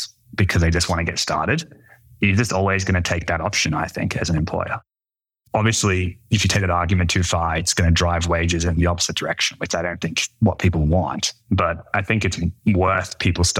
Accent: Brisbane, Queensland, Australia; moved away; I'm from Brisbane in Australia, which is like the third biggest city, which makes it a small town

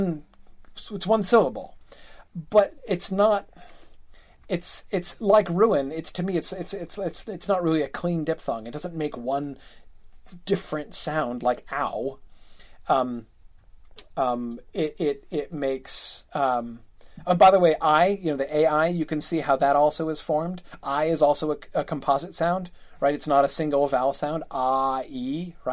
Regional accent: United States; I'm an American and we pronounce things differently

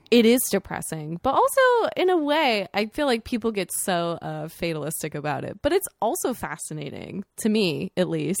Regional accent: Sarasota, Florida, United States; the big mall in my hometown

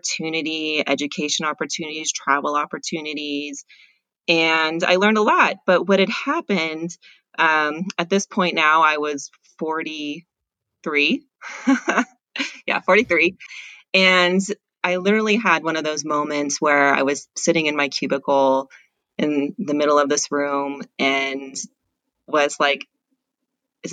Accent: Southern California, United States; I grew up in Southern California

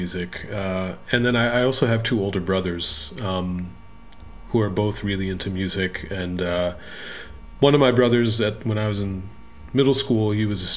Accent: Litchfield County, Connecticut, United States; I was born and raised in Litchfield County, Connecticut

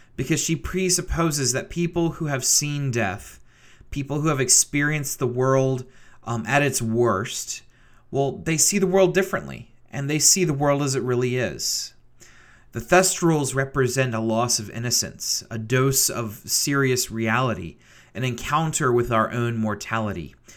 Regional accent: Richmond, Virginia, United States; moved away as an adult; also born or lived in Grove City, Pennsylvania; Richmond, Virginia, my hometown

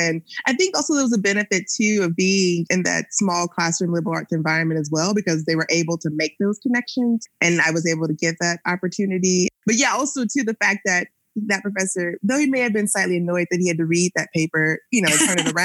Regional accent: Jackson, Mississippi, United States; now in Austin, United States; growing up in Jackson, Mississippi, and my family is originally from Natchez, Mississippi.

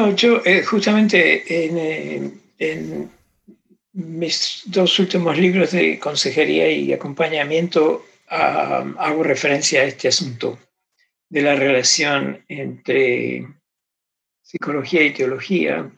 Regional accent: Argentina; me crié en Argentina

